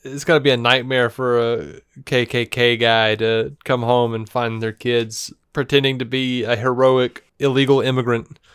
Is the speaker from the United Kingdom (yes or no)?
no; Montgomery, Alabama, United States; now in Birmingham, United States; I'm from Montgomery